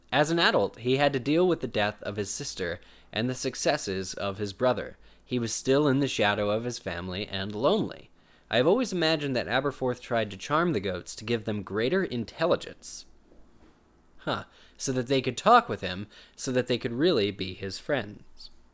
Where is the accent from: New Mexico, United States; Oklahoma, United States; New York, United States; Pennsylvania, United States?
Pennsylvania, United States; it's my home state, too